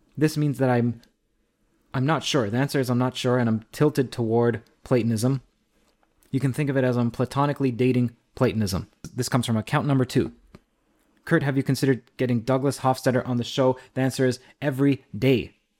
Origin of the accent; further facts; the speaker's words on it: Trinidad & Tobago; I'm from Trinidad.